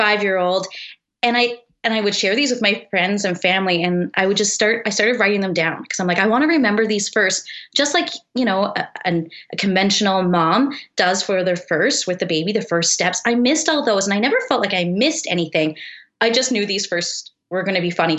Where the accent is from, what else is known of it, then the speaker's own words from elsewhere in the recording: Eastern Canada, Canada; moved away as an adult; now in Kelowna, Canada; we're both actually from Eastern Canada. We both met there actually as teenagers.